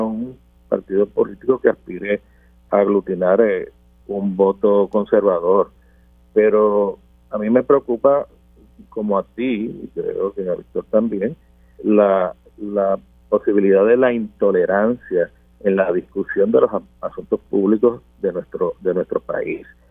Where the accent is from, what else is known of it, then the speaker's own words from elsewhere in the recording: Puerto Rico; como puertorriqueño y como cristiano